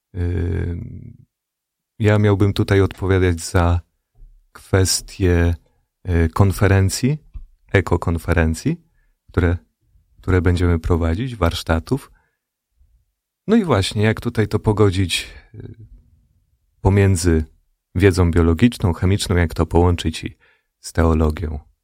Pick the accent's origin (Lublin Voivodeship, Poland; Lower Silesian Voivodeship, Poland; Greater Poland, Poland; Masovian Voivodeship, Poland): Masovian Voivodeship, Poland; Radom; ja pochodzę z Radomia